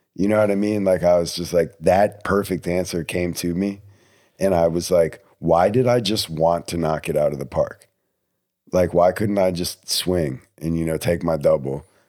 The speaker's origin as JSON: {"language": "English", "region": "New Jersey", "country": "United States", "also_born_or_lived": "Texas", "moved": "yes", "said": "I'm not from Texas, I'm from New Jersey. I, my parents don't come down here that much"}